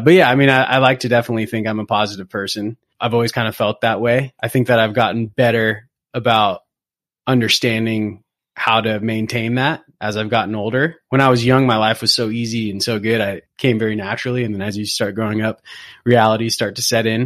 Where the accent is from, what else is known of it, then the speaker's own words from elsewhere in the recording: Newport Beach, California, United States; moved away as an adult; also born or lived in Berkeley / New York City / San Francisco Bay Area; now in Bay Area, United States; Originally, I grew up in, in Southern California. I grew up in Newport Beach